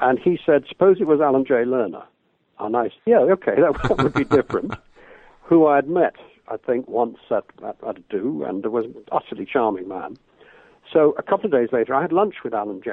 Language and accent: English; Liverpool, North West England, United Kingdom; I grew up in Liverpool and saw masses of shows on tour